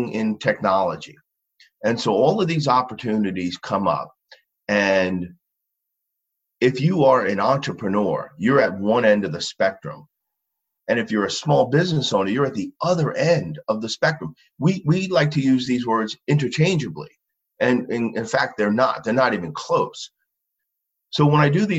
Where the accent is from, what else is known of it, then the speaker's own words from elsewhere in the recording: Long Island, New York, United States; I grew up in Long Island.